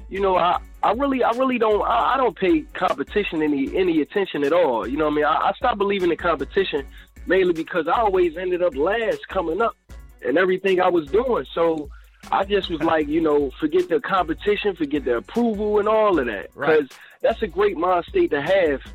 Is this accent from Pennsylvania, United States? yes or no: yes; Philadelphia, Pennsylvania, United States; I'm from Philadelphia. Pennsylvania